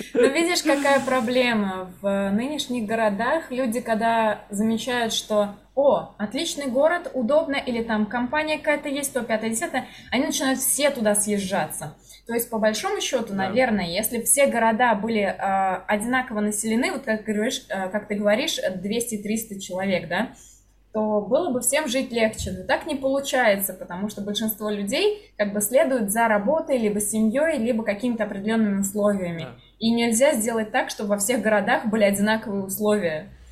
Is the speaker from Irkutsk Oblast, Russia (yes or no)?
no; Kazan, Tatarstan, Russia; moved away as an adult; Для меня Казань, в принципе, была таким городом. То есть я уехала mm-hmm. только из-за работы в целом